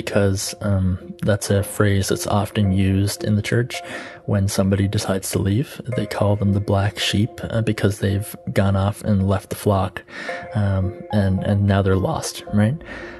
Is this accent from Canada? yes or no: yes; Canada; I'm from Canada.